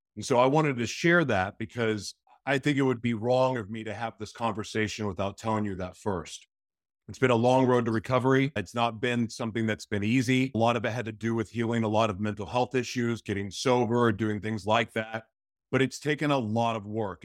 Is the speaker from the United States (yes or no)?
yes; Oklahoma, United States; now in Minnesota, United States; I grew up in Oklahoma, which is in the middle of the United States, but most of my life I've lived in beach cities.